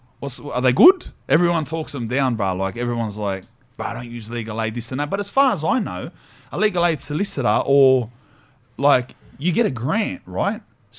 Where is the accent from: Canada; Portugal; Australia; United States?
Australia; I'm like Aussie, Spanish.